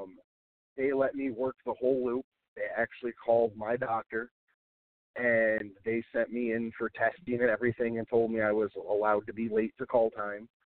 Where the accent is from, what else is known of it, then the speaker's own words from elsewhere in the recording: Rochester, New York, United States; out of the Rochester area, my hometown where I'm from